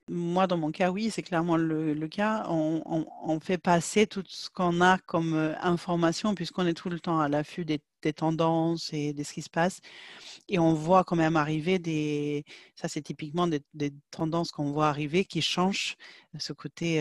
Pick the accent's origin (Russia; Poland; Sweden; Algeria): Sweden; French is a second language; moved away as an adult; now in France; je viens de Suède.